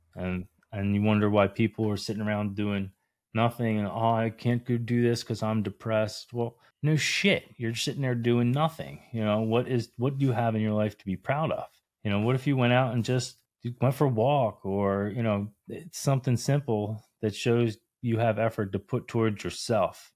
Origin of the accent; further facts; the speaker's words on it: New Jersey, United States; moved away as an adult; I'm originally from New Jersey